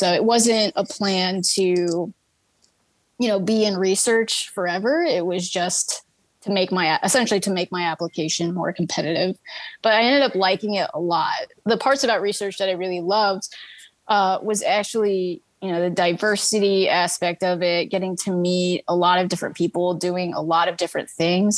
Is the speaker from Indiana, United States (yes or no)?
yes; Fishers, Indiana, United States; I was born and raised in Fishers, Indiana. And I am actually still currently here